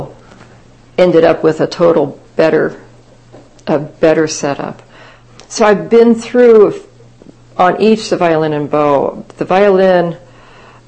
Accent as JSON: {"language": "English", "region": "Kansas", "country": "United States", "tie": "born or raised there", "moved": "yes", "said": "It was a small town I grew up in Kansas"}